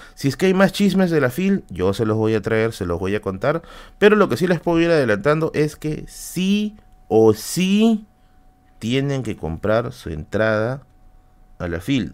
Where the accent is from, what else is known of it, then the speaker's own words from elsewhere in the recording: Tacna, Peru; moved away; mi tierra natal